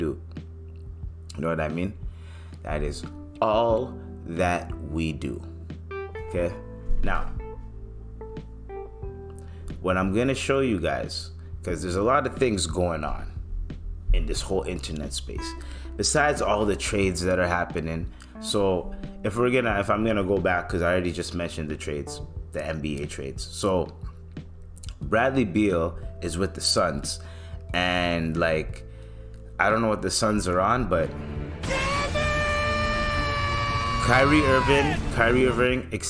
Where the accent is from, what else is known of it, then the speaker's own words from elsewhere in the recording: Canada; my Canadians